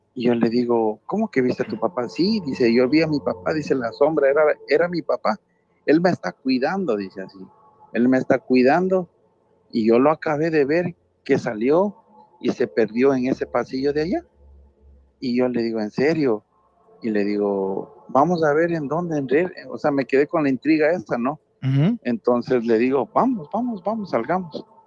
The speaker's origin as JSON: {"language": "Spanish", "country": "Ecuador", "moved": "yes", "lives_now": "New Orleans, United States", "said": "Te estoy llamando de Nueva Orleans, pero soy de Ecuador."}